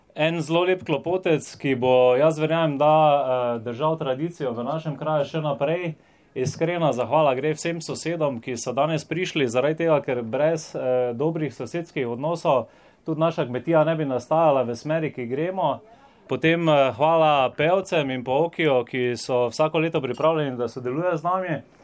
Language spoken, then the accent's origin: Slovenian; Slovenia; Slovenci smo tak narod